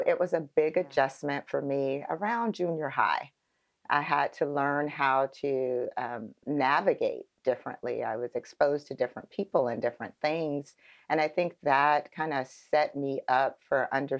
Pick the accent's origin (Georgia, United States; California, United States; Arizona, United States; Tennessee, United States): Arizona, United States; Phoenix; I am born and raised in Phoenix, Arizona